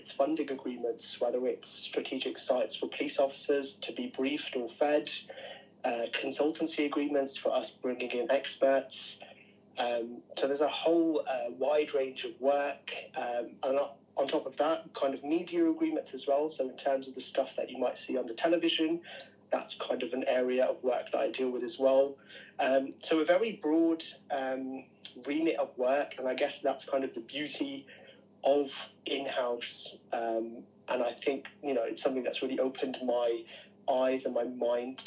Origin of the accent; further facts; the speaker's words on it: Birmingham, West Midlands, United Kingdom; I'm from Birmingham originally.